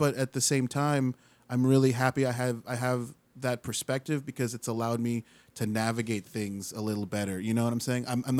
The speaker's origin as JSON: {"language": "English", "town": "Winter Park", "region": "Florida", "country": "United States", "tie": "born or raised there", "also_born_or_lived": "Chicago / Trinidad", "said": "My folks are from Trinidad, and they moved us back to the island when I was 2, and we lived there till I was 9, and then ever since then we came to Central Florida, Winter Park. I've been here ever since, so I've about 30 years I've been here."}